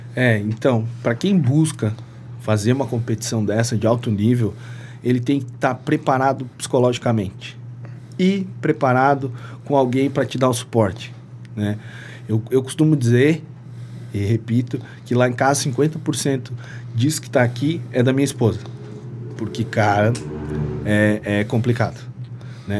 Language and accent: Portuguese; Lages, Santa Catarina, Brazil; also born or lived in Antônio Carlos / Ibirama / Presidente Getúlio; now in Rio do Sul, Brazil; Eu sou natural de Lages. Lages. Isso, mas morava. É, vim, vim descendo. Lages, Antônio Costa, Itaió, Presidente Getúlio, agora moro em Rio do Sul.